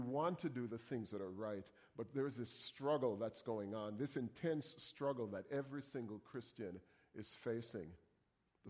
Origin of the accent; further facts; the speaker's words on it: Jamaica; moved away; I come from Jamaica